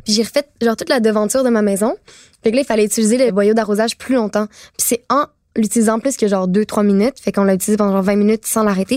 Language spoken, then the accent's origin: French; Laval, Quebec, Canada; also born or lived in Montreal; j'ai, euh, déménagé, euh, mettons, de mes cinq à douze ans à Laval.